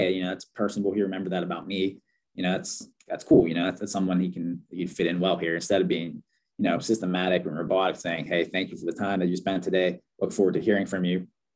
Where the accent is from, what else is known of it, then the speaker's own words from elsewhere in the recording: Pittsburgh, Pennsylvania, United States; I'm from Pittsburgh